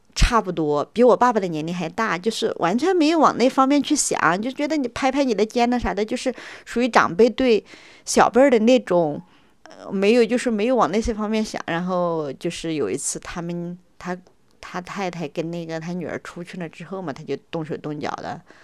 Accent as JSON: {"language": "Chinese", "region": "Sichuan", "country": "China", "moved": "as an adult", "lives_now": "Beijing, China", "said": "我是来自四川省"}